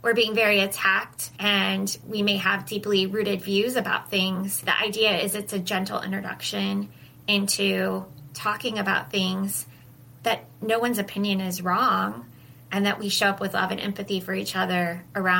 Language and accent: English; Midwest, United States; I grew up in the Midwest